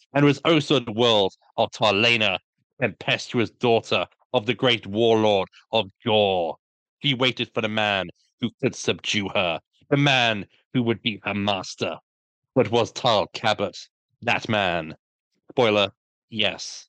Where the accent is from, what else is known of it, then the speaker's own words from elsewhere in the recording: Brighton, South East England, United Kingdom; I lived, I grew up in Brighton for thirty years.